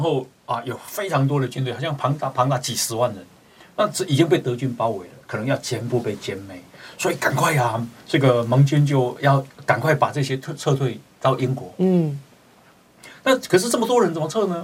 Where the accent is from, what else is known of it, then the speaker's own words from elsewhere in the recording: Taiwan; 我们台湾人